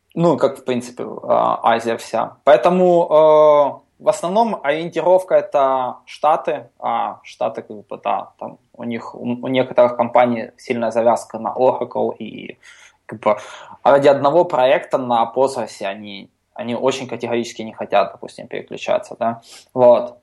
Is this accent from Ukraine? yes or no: yes; Ukraine; я из Украины